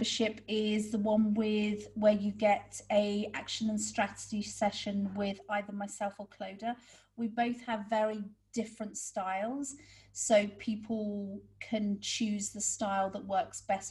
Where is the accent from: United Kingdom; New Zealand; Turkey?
United Kingdom; moved away; we're British